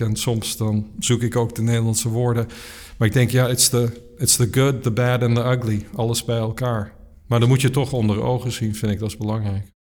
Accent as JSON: {"language": "Dutch", "country": "Netherlands", "tie": "born or raised there", "also_born_or_lived": "South Africa", "moved": "as an adult", "lives_now": "California, United States", "said": "ik ben in Nederland opgegroeid, vooral in Nederland, ook een beetje in Zuid-Afrika"}